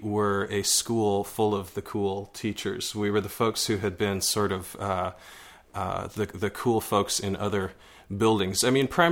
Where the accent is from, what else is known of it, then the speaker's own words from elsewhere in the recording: Portland, Oregon, United States; also born or lived in Nottingham, England; I'm born and raised in Portland. I'm a local